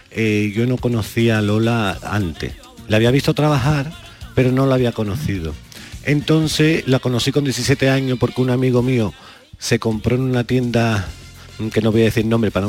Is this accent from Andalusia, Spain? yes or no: yes; Jerez de la Frontera, Andalusia, Spain